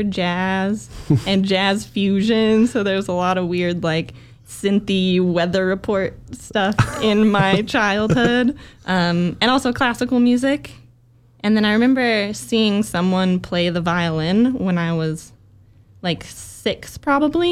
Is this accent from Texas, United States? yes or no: no; Utah, United States; I grew up in Utah in a very small conservative town